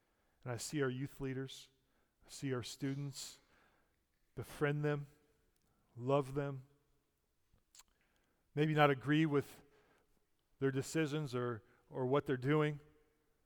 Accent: United States; I'm an American and I go to church on holidays

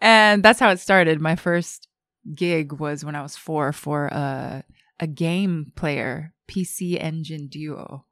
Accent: Japan; also born or lived in New York; I was born and raised in Japan

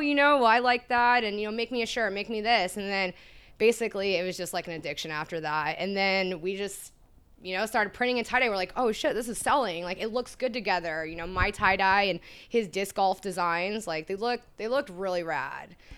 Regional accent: Sacramento, California, United States; I'm from Sacramento

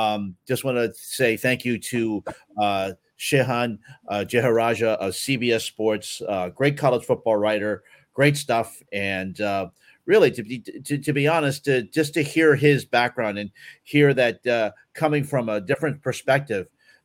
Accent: United States; I grew up in this country.

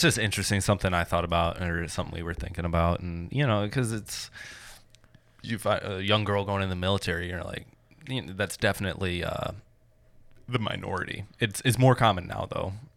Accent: Michigan, United States; I grew up in Michigan

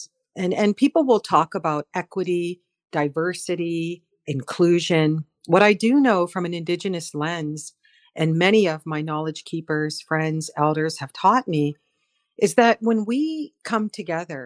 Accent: North Dakota, United States; moved away as an adult; now in Chatham-Kent, Canada; I'm Mandan Harats from North Dakota, and I've been in this part of what we call Turtle Island for almost 40 years.

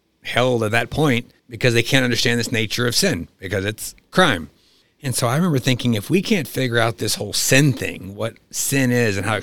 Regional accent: East Texas, United States; I grew up in the American South in Texas, East Texas, which is very honor shame oriented

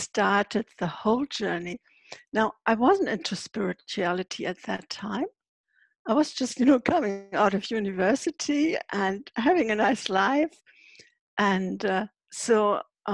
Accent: Hamburg, Germany; moved away as an adult; Yes, I'm from Germany, living in Hamburg. That's where I'm sitting right now as well. Actually, I don't always live in Hamburg half of the year. I live in a travel trailer.

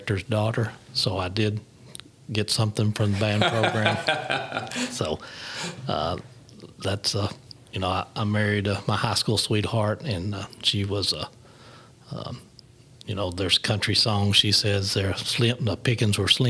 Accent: Harrisburg, Arkansas, United States; I grew up in Harrisburg, which is south of here, south of Jonesboro.

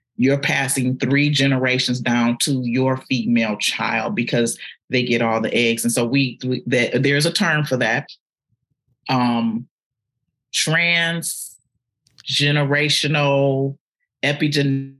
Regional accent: Detroit, Michigan, United States; moved away as an adult; now in Atlanta, United States; I am a girl from Detroit, from the east side of Detroit.

